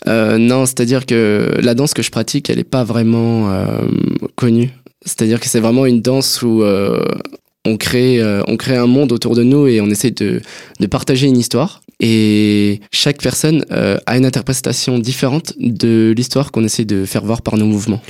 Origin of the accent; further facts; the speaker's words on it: Grand Est, France; Je viens de, de à côté d'Épinal, et d'où je suis originaire d'ailleurs.